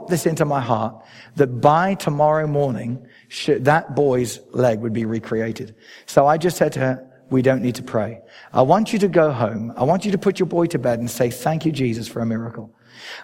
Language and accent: English; England, United Kingdom; I am an Englishman.